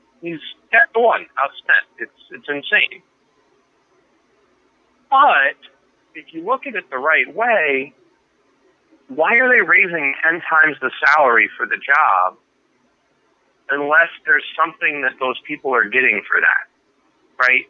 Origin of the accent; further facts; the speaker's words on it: Phoenix, Arizona, United States; moved away; also born or lived in Maryland; I was born in Phoenix